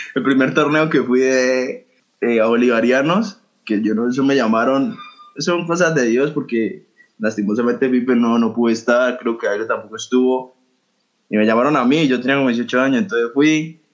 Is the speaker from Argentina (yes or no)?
no; Colombia; entre los mismos colombianos